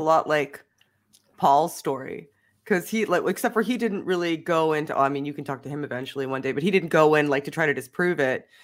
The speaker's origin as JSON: {"language": "English", "country": "Canada", "said": "I'm Canadian"}